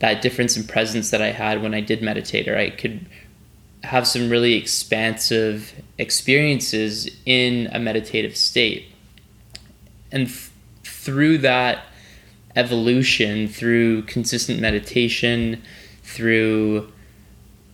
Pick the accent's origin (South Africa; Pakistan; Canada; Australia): Canada; Vancouver Island, British Columbia; growing up on Vancouver Island in BC, I went to Christian summer camp